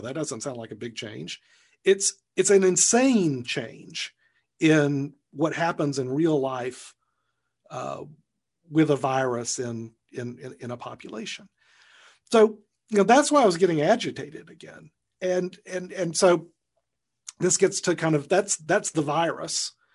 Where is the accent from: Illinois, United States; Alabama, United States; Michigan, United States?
Alabama, United States; my home state of Alabama